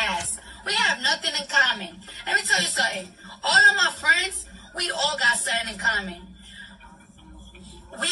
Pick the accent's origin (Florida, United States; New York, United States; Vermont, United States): New York, United States; I'm from New York